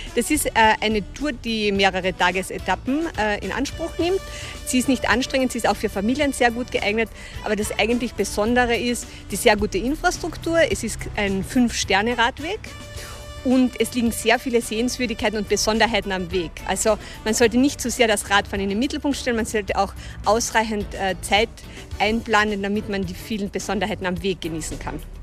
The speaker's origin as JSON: {"language": "German", "region": "Carinthia", "country": "Austria", "said": "Topfen heißt das hier bei uns in Kärnten"}